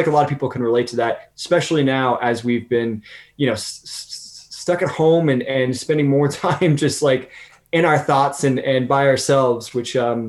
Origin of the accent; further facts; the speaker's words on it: West Coast, United States; And I'm from the West Coast, and LA of course is over on the West Coast.